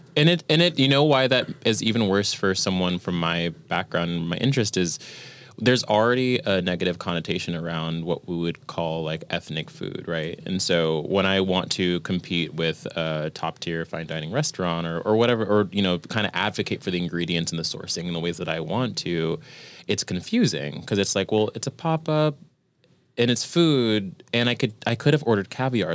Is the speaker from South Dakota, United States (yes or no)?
no; Virginia, United States; now in New York, United States; I was born in Virginia